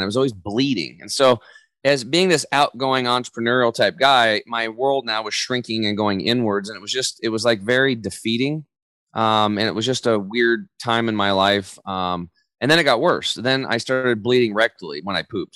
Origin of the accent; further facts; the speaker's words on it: Eastern Oregon, United States; I grew up over in Eastern Oregon